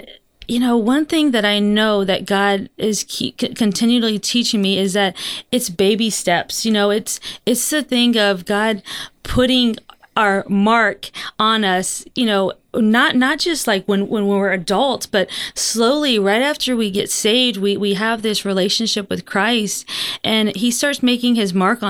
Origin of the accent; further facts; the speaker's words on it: Florida, United States; I was born and raised in Florida